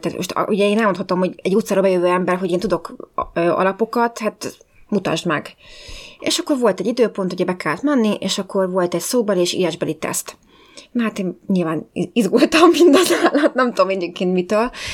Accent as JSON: {"language": "Hungarian", "country": "Hungary", "also_born_or_lived": "London", "moved": "as an adult", "said": "én, mint magyarként, nagyon ritka m-, voltam, mint a fehér holló ebben az iskolában"}